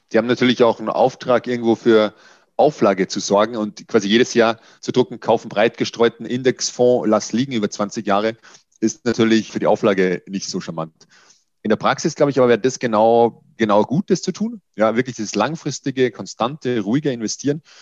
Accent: Austria; Ich bin Österreicher, von daher entschuldige den Lapsus

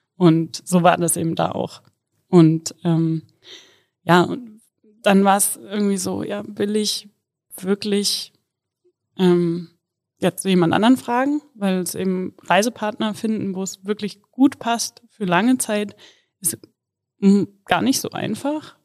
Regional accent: Kassel, Hesse, Germany; moved away as an adult; Ich komme ursprünglich aus Kassel und ja, da war ich tatsächlich bis ich 24 war, nonstop immer im gleichen Haus

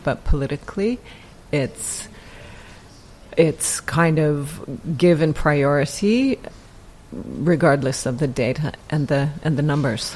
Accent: Canada; now in United Kingdom; I'm Canadian, I'm not English, I don't have the connections or the network from being educated here

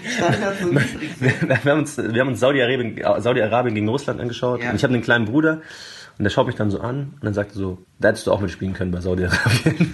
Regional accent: Munich, Bavaria, Germany; gerade als Münchner

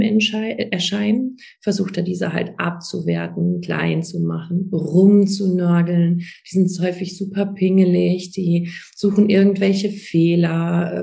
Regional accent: Germany; bei uns in Deutschland

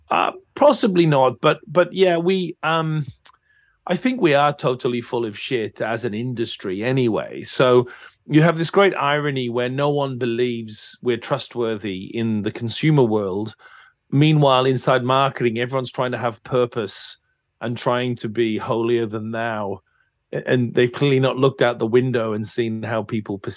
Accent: England, United Kingdom; Yeah, yeah, I'm English.

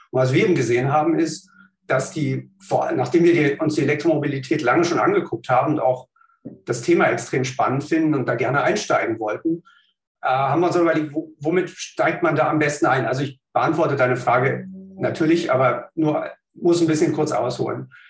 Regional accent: Berlin, Germany; ich bin ähm, gebürtiger Berliner, habe hier in Berlin Naturwissenschaften studiert

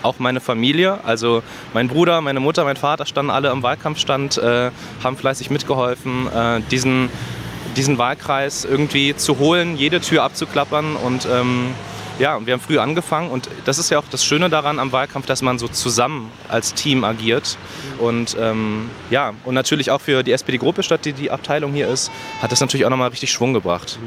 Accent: Berlin, Germany; 15 Minuten zu Fuß von hier bin ich groß geworden

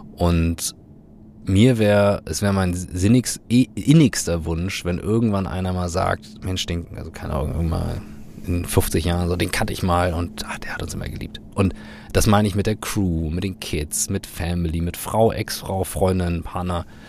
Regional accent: Kiel, Schleswig-Holstein, Germany; ich bin in Kiel groß geworden

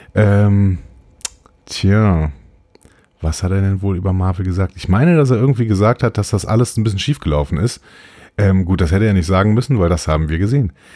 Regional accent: Übach-Palenberg, North Rhine-Westphalia, Germany; moved away as an adult; also born or lived in Cologne / Neunkirchen-Seelscheid / Nümbrecht; now in Waldbröl, Germany; Ich komme aus Übach-Palenberg

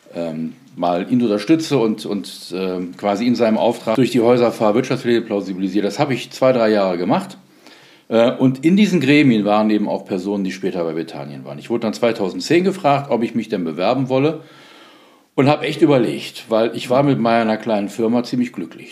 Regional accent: Solingen, North Rhine-Westphalia, Germany; also born or lived in Wuppertal; ich bin 1965 geboren in Solingen, da wo die Messer herkommen. Ja. Da bin ich auch aufgewachsen

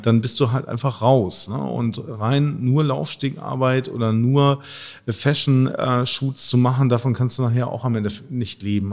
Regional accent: Hamburg, Germany; Ich bin hier aufgewachsen und äh, bin zwar halb Italiener, halb Finne

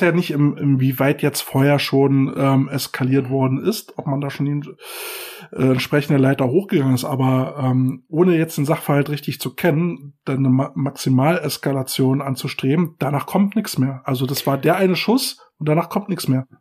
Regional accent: Berlin, Germany; bei uns in Berlin

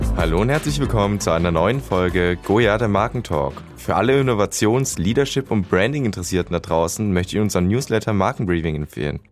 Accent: Baden-Württemberg, Germany; ich komme aus The Land

